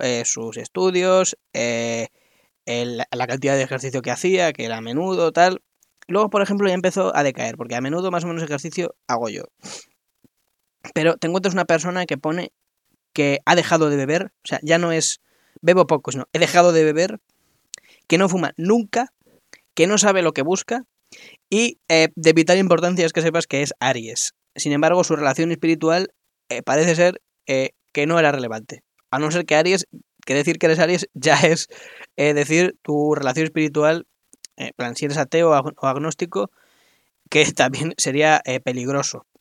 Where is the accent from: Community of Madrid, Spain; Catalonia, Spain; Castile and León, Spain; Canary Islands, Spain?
Community of Madrid, Spain; Madrid; soy de Madrid